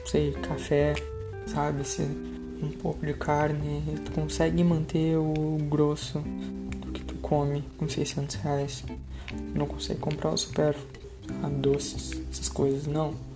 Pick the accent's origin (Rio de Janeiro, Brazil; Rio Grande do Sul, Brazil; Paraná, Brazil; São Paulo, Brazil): Rio Grande do Sul, Brazil; Pelotas; eu sou de Pelotas, no Rio Grande do Sul